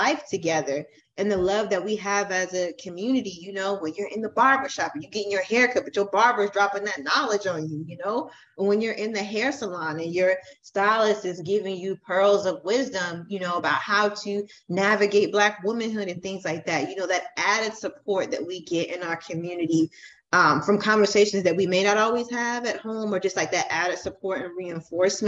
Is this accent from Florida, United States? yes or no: yes; Florida, United States; I'm from Florida